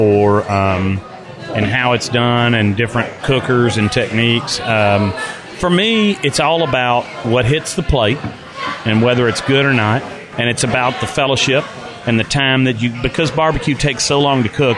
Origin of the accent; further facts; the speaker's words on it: Nashville, Tennessee, United States; I grew up and was born and raised in Nashville.